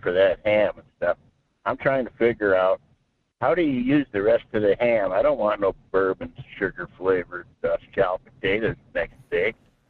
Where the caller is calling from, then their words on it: Fairbanks, Alaska, United States; Yeah, good morning. … here in Fairbanks.